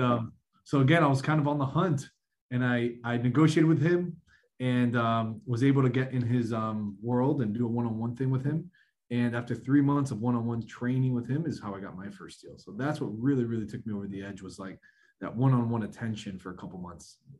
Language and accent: English; South Florida, United States; born and raised in South Florida